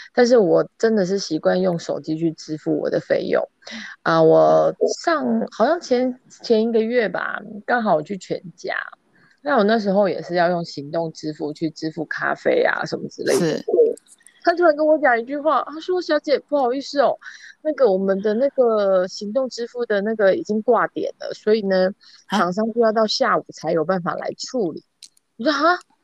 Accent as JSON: {"language": "Chinese", "country": "Taiwan", "also_born_or_lived": "mainland China", "moved": "yes", "lives_now": "China", "said": "我们台湾人的亲和力真的其实是蛮好的"}